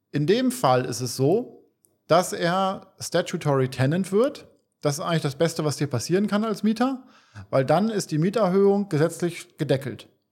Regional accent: Bremen, Germany; moved away as an adult; now in Cyprus; wir kommen, wir kommen aus Bremen, aus Norddeutschland.

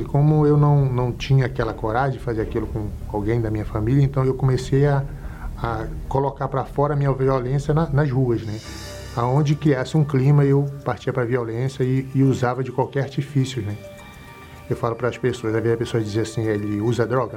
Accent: Belém, Pará, Brazil; sou de Belém do Pará

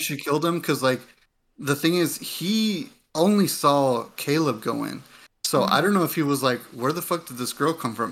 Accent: United States; my parents came from Mexico and I, and I, and I grew up here in the States

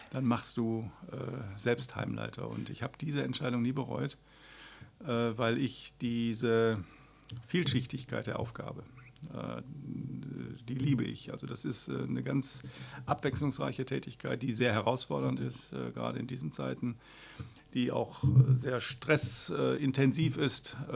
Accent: Essen, North Rhine-Westphalia, Germany; now in Mülheim, Germany; Ich Bin eigentlich geborener Essener und ich bin im Verlauf meines Lebens äh, viel rumgekommen, immer so im Umkreis von Essen.

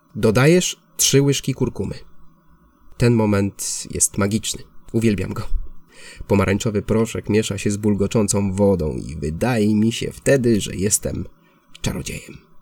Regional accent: Poland; now in Barcelona, Spain

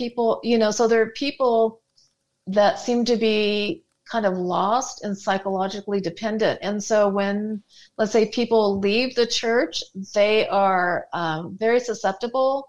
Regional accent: Southern California, United States; moved away; also born or lived in southern Utah; I grew up in Southern California

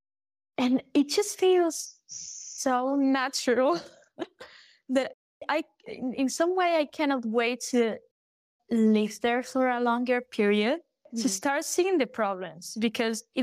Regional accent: A Coruña, Galicia, Spain; first language Galician; English is a second language; when I went back to Coruña, to my hometown

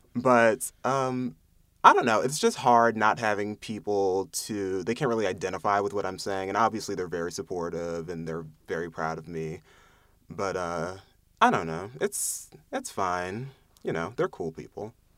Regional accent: Lansdale, Pennsylvania, United States; I'm from Lansdale, Pennsylvania, which is a suburb, uh, maybe thirty minutes outside of Philadelphia

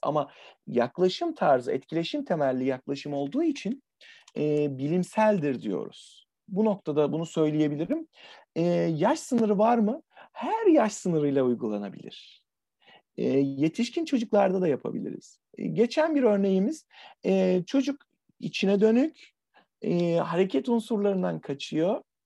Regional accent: Adana, Turkey; Adana'dan, e, memleketim, sıcak memleketten

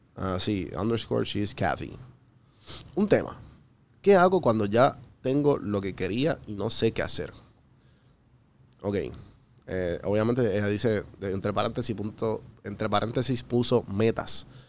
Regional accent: Puerto Rico; moved away; also born or lived in Atlanta; Cuando yo vivía en Atlanta, pues ellos eran los otros panas de Puerto Rico

